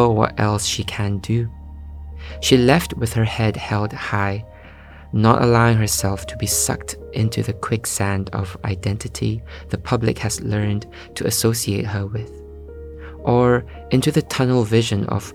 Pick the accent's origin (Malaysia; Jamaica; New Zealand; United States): Malaysia; now in London, United Kingdom; growing up in Malaysia